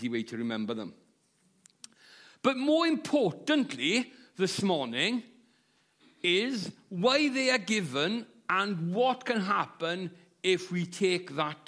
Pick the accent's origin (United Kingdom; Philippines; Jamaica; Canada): United Kingdom; Llanelli, Wales; moved away as an adult; now in Swansea, United Kingdom; I'm from South Wales. I'm from a town called Llanelli, but I live in Swansea